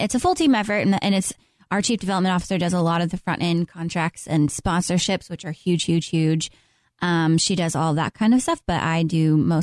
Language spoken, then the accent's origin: English; Lexington, Texas, United States; I'm from a small town called Lexington, Texas